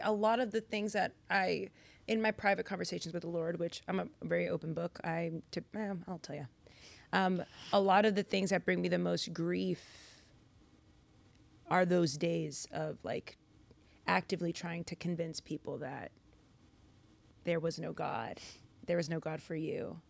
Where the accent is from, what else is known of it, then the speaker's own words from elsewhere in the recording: Lynn, Massachusetts, United States; I'm Dominican American, originally from Boston, Massachusetts. Well, a city outside of Boston, Lynn